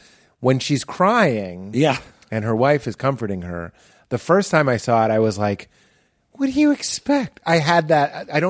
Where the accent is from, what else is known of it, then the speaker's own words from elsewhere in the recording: Lexington, Massachusetts, United States; moved away; also born or lived in Chicago; I'm from Lexington.